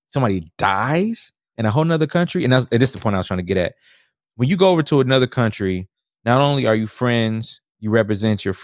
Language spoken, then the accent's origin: English; Houston, Texas, United States; also born or lived in Milwaukee; Oh, I'm from you know I'm Houston. I was born, but I was born in Milwaukee.